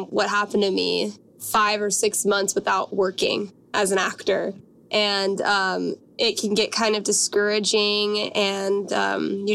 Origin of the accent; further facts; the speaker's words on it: Washington, United States; moved away as an adult; also born or lived in Los Angeles; I'm from Washington State.